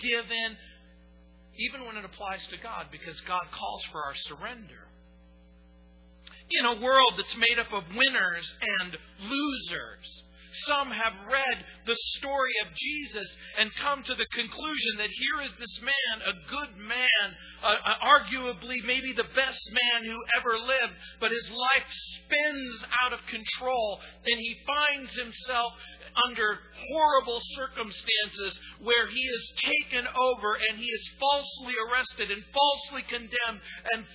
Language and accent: English; New Orleans, Louisiana, United States; In the little community where I was born in New Orleans, there was a particular ward.